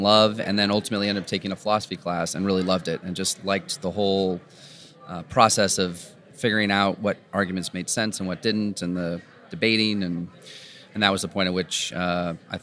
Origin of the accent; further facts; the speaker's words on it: San Rafael, California, United States; also born or lived in San Diego; I grew up here in Northern California, just on the other side of the Golden Gate Bridge